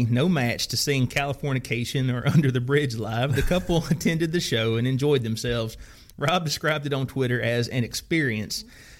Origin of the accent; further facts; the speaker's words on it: the South, United States; I'm from the South, and I grew up a redneck.